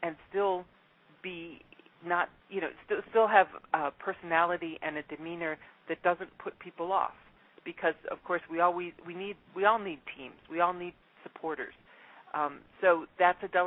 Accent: Midwest, United States; moved away; also born or lived in Mexico / Brazil; I'm originally from the Midwest

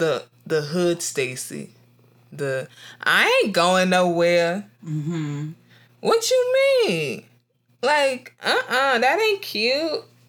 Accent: Nigeria; now in United States; But definitely, like, being Nigerian in America is, it's not that hard.

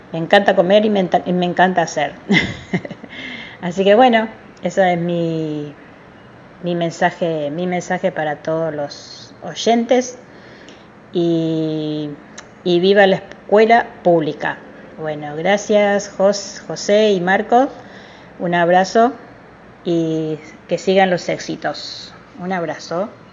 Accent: Paraguay; now in Argentina; yo he nacido en Paraguay, soy naturalizada argentina

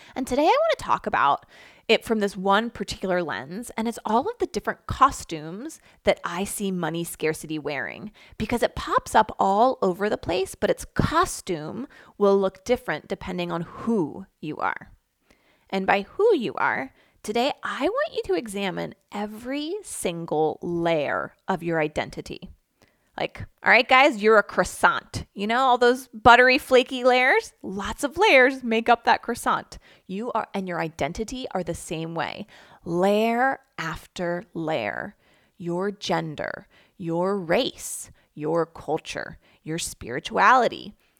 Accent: Philadelphia, Pennsylvania, United States; I grew up in the Philadelphia area

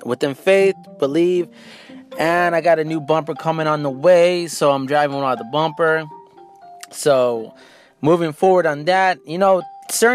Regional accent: San Antonio, Texas, United States; I'm from San Antonio.

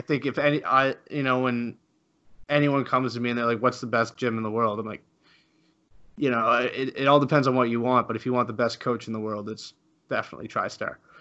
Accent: Canada; I'm Canadian too

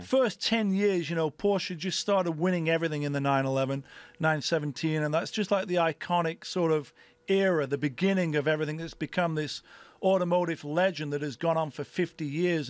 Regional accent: Sheffield, Yorkshire and the Humber, United Kingdom; moved away as an adult; now in United States; I'm from Sheffield

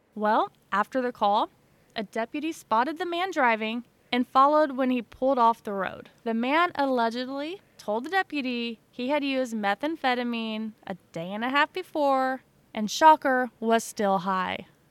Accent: Illinois, United States; now in Missouri, United States; And I'm originally from Illinois, and I now live in Missouri.

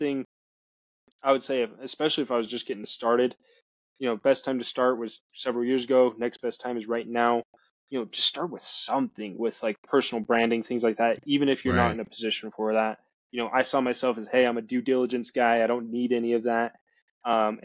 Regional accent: Utah, United States; I started acquiring properties in Utah. That's, you know, my home state

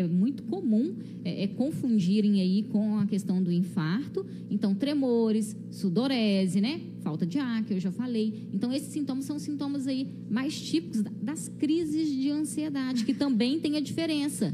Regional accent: Visconde do Rio Branco, Minas Gerais, Brazil; eu sou aqui de Visconde mesmo, né? Nascida e criada aqui nessa terrinha

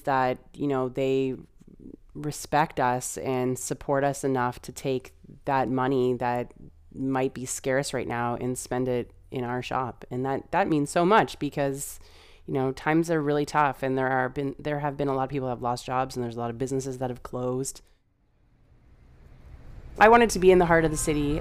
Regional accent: London, Ontario, Canada; also born or lived in Toronto; my partner, now husband, and I moved back from Toronto, and we moved back to London to open a small business. He's a tattooer, and he was looking for a place to set up shop. We were looking for a place to start a family, so we chose London, where all of our friends and family are

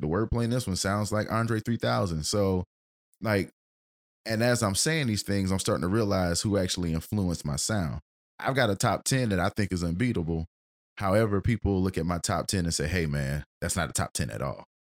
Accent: United States; we grew up in Middletown Manor

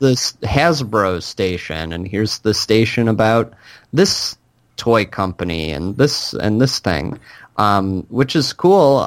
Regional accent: Michigan, United States; the Comic-Cons that I went to growing up in Michigan

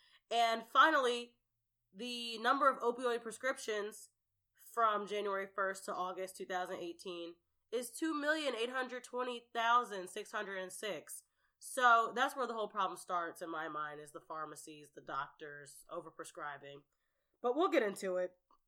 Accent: New Jersey, United States; our home state of New Jersey. We're both from New Jersey.

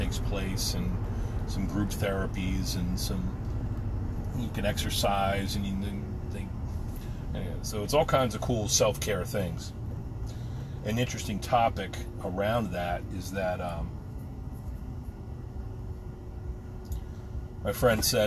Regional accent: New Jersey, United States; now in Pennsylvania, United States; One of my brothers I grew up with in New Jersey

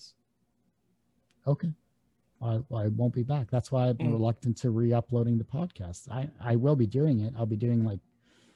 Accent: Canada; I'm Canadian

